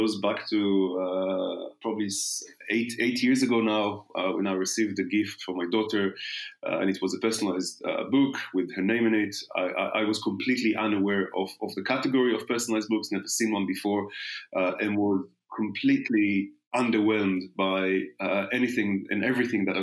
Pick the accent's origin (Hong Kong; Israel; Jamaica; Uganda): Israel; moved away as an adult; now in London, United Kingdom; born and raised in Israel. The first 26 years, then arrived to London exactly 20